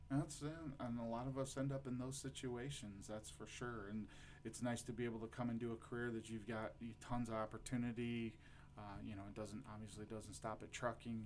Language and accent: English; Lorain, Ohio, United States; I'm from Lorain, Ohio